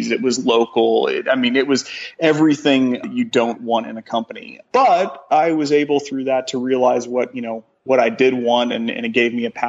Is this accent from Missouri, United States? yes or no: yes; Joplin, Missouri, United States; now in Columbia, United States; I grew up in Joplin